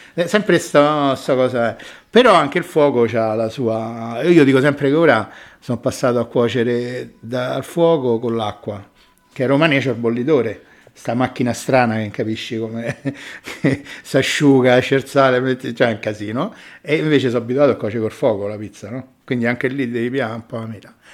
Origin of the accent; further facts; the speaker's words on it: Rome, Lazio, Italy; sono romano